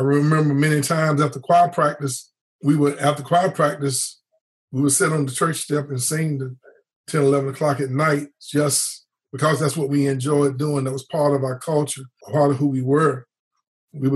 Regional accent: near Gaston Community College, North Carolina, United States; the local community college right outside my hometown

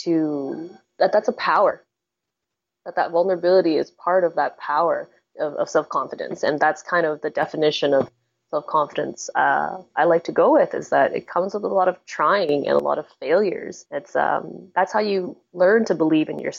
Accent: Canada; also born or lived in Hong Kong; I was born in Hong Kong, but I was raised in Canada since I was like a baby, since I was 6 months old.

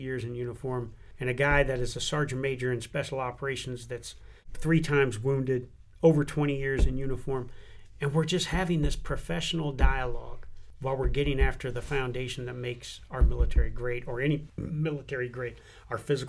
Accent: United States; I'm an American

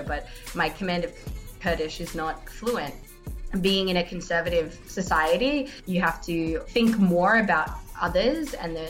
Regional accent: Australia; moved away as an adult; now in Iraq; I am Australian

